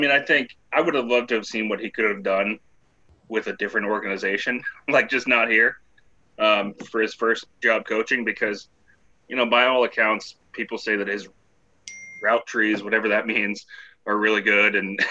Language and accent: English; Washington, United States; growing up in Washington